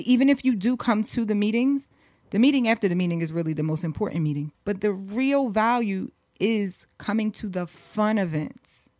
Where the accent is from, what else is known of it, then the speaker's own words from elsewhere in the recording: Philadelphia, Pennsylvania, United States; also born or lived in Los Angeles; I grew up in Philly.